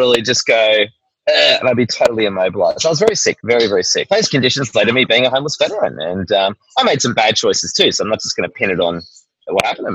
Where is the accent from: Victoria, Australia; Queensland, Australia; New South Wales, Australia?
Victoria, Australia; Melbourne; moved away as an adult; also born or lived in Tasmania / Sydney; I'm from Melbourne originally